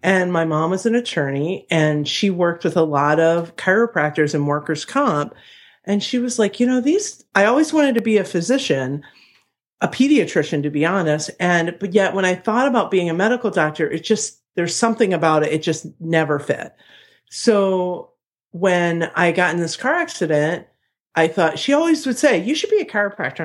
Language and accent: English; Ohio, United States; now in Chicago, United States; I'm from Ohio